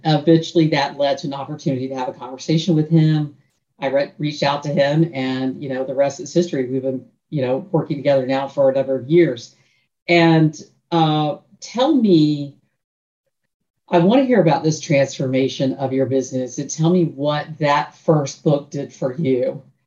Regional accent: Tallahassee, Florida, United States; now in Central Florida, United States; Tallahassee's my hometown

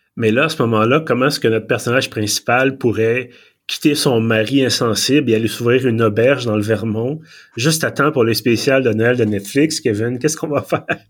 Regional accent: Montreal, Quebec, Canada; j'ai émigré de, de Villeray à Montréal-Nord, euh, au plateau

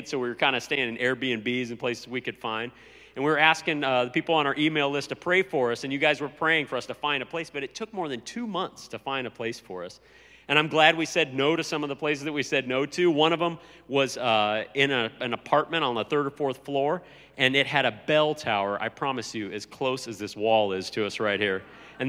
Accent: United States; moved away as an adult; now in Italy; being an American

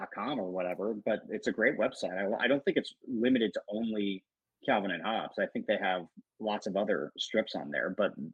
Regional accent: Cincinnati, Ohio, United States; I grew up in Cincinnati

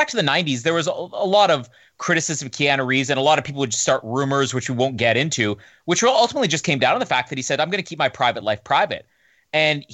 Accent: Canada; I'm Canadian

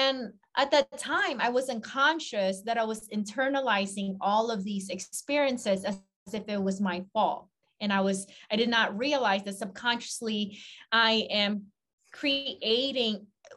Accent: Philippines; growing up in the Philippines

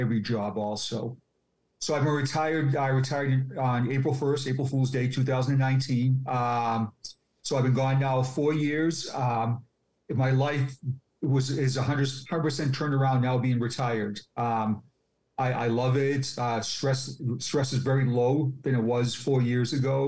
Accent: Quincy, Massachusetts, United States; I was born and raised in Quincy

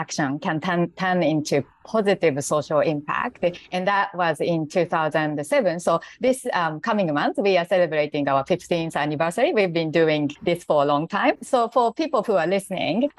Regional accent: Japan; English is a second language; moved away as an adult; now in Singapore; I'm actually Japanese and I live in Singapore now.

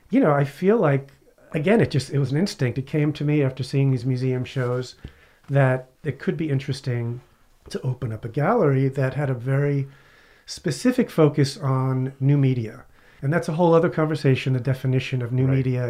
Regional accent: New York City, New York, United States; also born or lived in Long Island, New York; Brooklyn and then Long Island

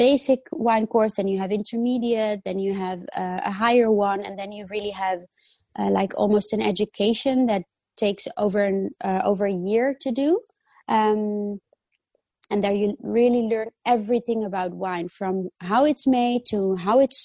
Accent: Netherlands; also born or lived in Italy; I was born in Italy and I grew up in the Netherlands.

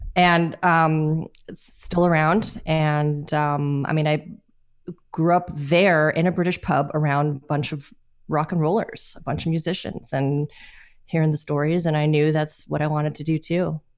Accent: Los Angeles, California, United States; I am from Los Angeles, California

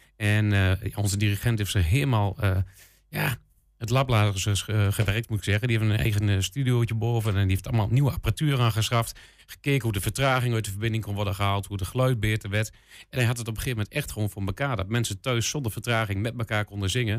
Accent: Enschede, Overijssel, Netherlands; Ik kom zo uit Enschede

